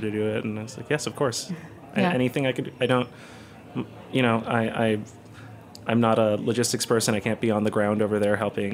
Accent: Puerto Rico; moved away as an adult; So I grew up in Puerto Rico, first 18 or so years of my life.

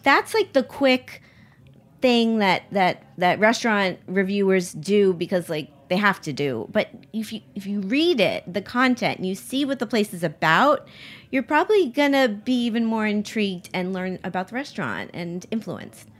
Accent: Miami, Florida, United States; I grew up in Miami

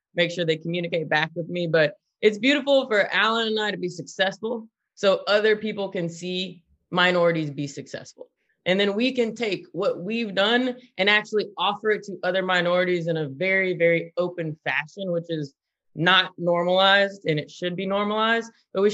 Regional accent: the South, United States; now in California, United States; We are from the South

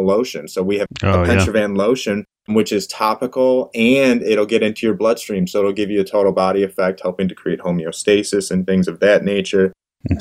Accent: Livonia, Michigan, United States; Livonia, Michigan, my hometown

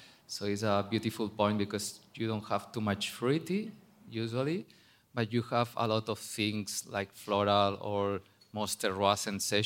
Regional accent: Barcelona, Catalonia, Spain; English is a second language; moved away as an adult; also born or lived in New Zealand / France / California; now in Bierzo, Spain; I'm originally from Barcelona, but I work in New Zealand, France, California

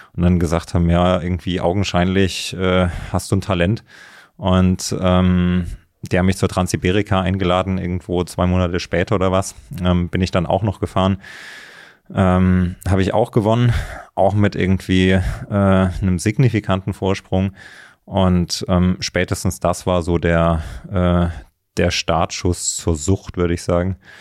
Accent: Thuringia, Germany; moved away as an adult; also born or lived in Leipzig / Berlin; ich bin in, in, in Thüringen aufgewachsen, im Mittelgebirge

